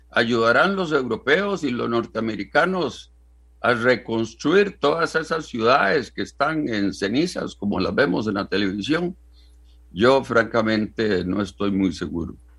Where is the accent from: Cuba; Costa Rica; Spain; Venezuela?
Costa Rica; como costarricense